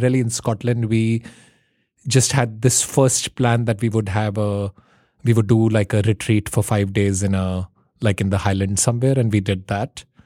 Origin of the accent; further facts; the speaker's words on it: India; now in New York City, United States; I grew up in India.